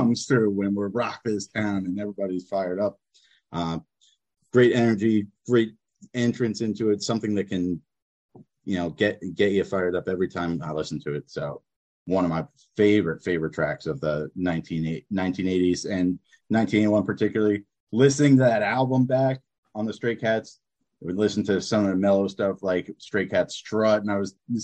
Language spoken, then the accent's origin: English; New Jersey, United States; now in Hanoi, Vietnam; from New Jersey, currently in Hanoi, Vietnam